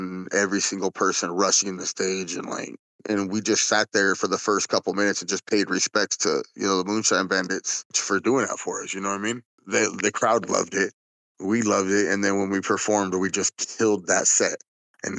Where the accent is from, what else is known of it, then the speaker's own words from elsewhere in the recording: West Coast, United States; we're from the West Coast